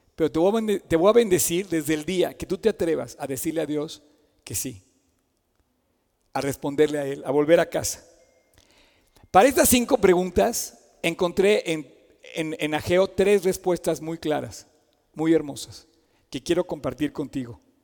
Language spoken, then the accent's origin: Spanish; Mexico